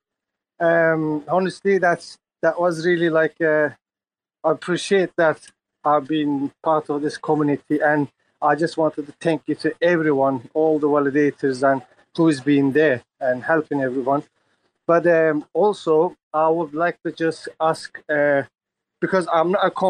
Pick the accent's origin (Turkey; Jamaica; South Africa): Turkey; now in England; I'm from England, but yes, I'm from Turkey, but I live in England.